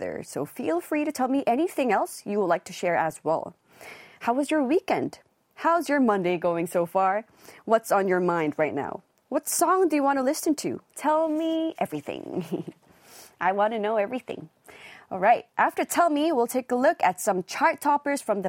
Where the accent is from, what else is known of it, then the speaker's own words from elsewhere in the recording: South Korea; growing up in Korea, we learn at school